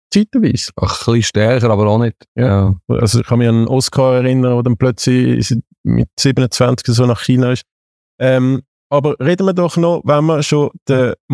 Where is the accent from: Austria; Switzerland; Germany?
Switzerland; Du siehst als Schweizer Fußballfan zwei, drei, vier Spiele das heißt jetzt maximal.